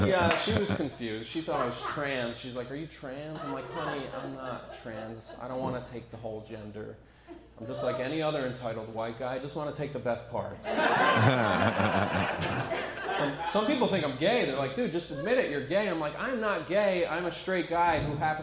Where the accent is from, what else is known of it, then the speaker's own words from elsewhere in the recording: Ulster County, New York, United States; I grew up in Ulster County. It's a farm town where I'm from